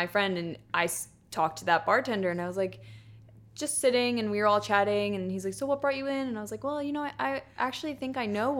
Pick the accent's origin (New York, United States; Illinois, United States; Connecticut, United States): New York, United States; I'm from New York originally. So I'd be coming home, just visit family and for breaks and stuff.